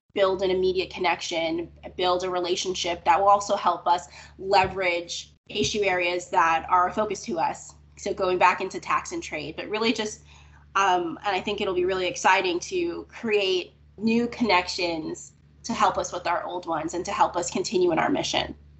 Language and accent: English; Florida, United States; I grew up in Florida